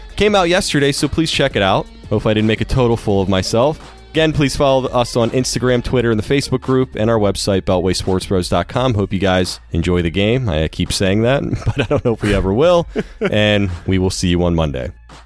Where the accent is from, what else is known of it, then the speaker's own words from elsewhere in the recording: Maryland, United States; I'm from Maryland